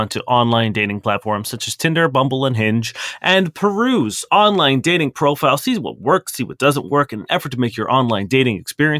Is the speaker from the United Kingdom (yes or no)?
yes; London, United Kingdom; I'm born and from London.